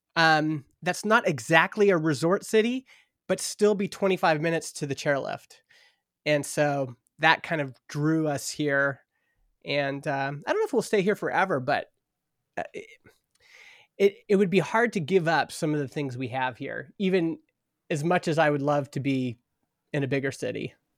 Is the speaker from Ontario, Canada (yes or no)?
no; Stony Plain, Alberta, Canada; moved away as an adult; also born or lived in Edmonton; now in Vernon, Canada; I grew up in Stony Plain, Alberta, which is, it used to be a little farming town, uh, just outside of Edmonton